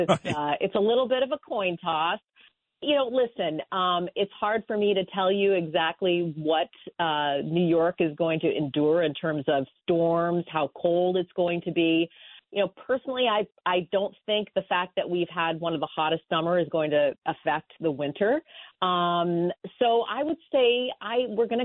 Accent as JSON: {"language": "English", "country": "Canada", "tie": "born or raised there", "moved": "yes", "said": "I grew up in Canada"}